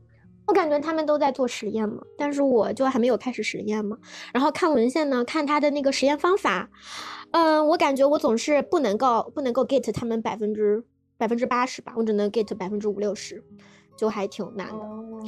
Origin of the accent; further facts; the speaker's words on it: Shanghai, China; 我是一个土生土长的上海人